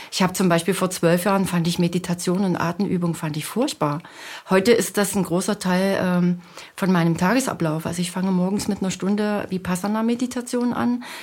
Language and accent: German; Leipzig, Saxony, Germany; Ich komme ja aus der Region Leipzig, wo keine Berge sind.